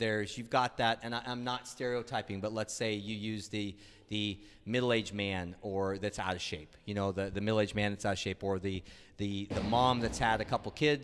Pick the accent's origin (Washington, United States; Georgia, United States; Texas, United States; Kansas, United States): Washington, United States; Seattle; I'm born and raised in Seattle